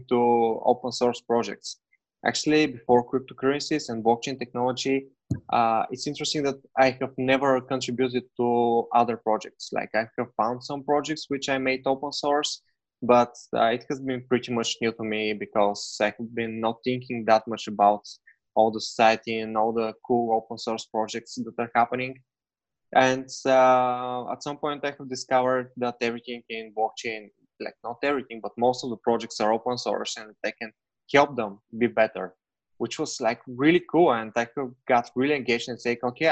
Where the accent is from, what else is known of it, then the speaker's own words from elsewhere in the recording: Bulgaria; moved away; I'm originally from Bulgaria, and actually right now I'm in Bulgaria.